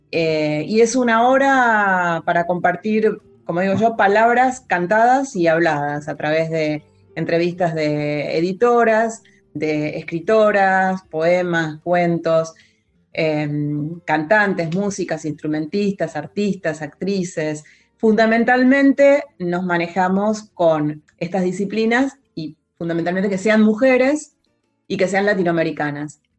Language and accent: Spanish; Entre Ríos, Argentina; born there; now in El Bolsón, Argentina; No, nací en Entre Ríos, ahora vivo en el Bolsón.